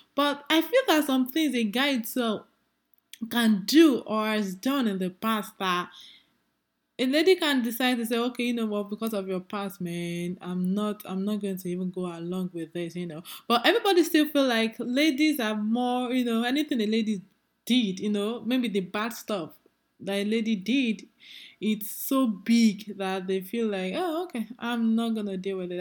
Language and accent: English; Nigeria; as a Nigerian lady that I am